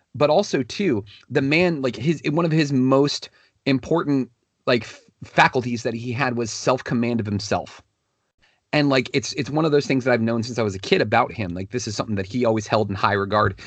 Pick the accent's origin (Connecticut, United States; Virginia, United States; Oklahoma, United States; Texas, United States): Virginia, United States; Northern; now in Fredericksburg, United States; growing up in the Northern Virginia area